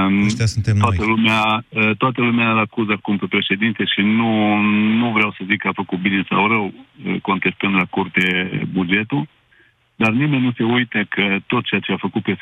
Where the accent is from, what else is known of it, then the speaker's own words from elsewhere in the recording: Romania; pentru că suntem români și suntem renumiți că avem o memorie scurtă